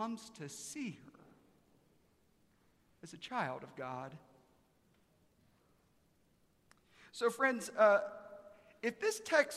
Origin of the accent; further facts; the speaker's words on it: Aiken, South Carolina, United States; now in Dallas, United States; I'm from Aiken, South Carolina.